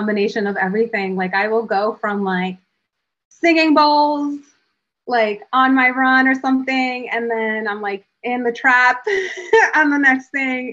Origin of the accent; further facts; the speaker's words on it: Providence, Rhode Island, United States; I grew up in Southside Providence, and I live in the hood